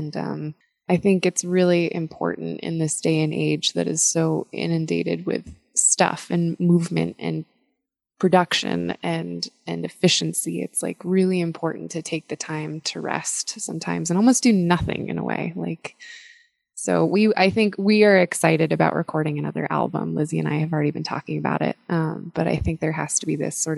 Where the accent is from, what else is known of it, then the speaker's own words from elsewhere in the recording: Washington, District of Columbia, United States; I grew up in Washington, D.C.